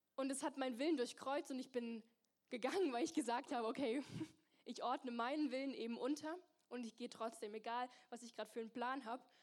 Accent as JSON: {"language": "German", "area": "near Mannheim", "region": "Baden-Württemberg", "country": "Germany", "also_born_or_lived": "Zürich", "moved": "as an adult", "lives_now": "Singen, Germany", "said": "ich komm aus der Nähe von Mannheim."}